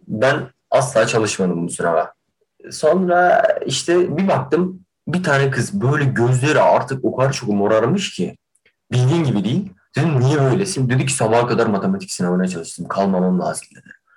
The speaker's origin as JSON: {"language": "Turkish", "region": "Kahramanmaraş", "country": "Turkey", "tie": "born or raised there", "moved": "yes", "said": "Memleketime dönecektim"}